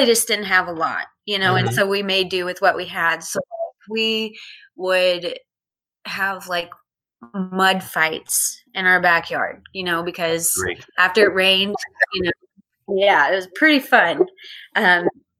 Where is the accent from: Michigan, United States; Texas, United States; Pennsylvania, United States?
Texas, United States; Amarillo; I was born in Amarillo, Texas, in a hospital right across the street from my mother's best friend